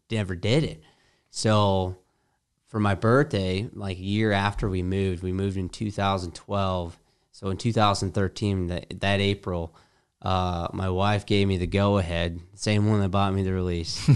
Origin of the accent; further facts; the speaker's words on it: Metlakatla, Alaska, United States; moved away as an adult; also born or lived in Prescott, Arizona / Michigan; I actually grew up in Southeast Alaska, a small community south of Ketchikan called Metlakahtla.